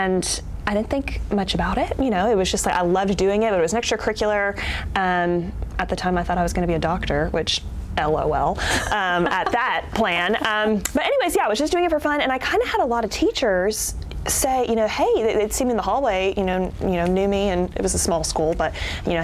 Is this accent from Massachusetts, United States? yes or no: no; Charlotte, North Carolina, United States; moved away; I'm from Charlotte. I grew up there and went to the same school, first through 12th grade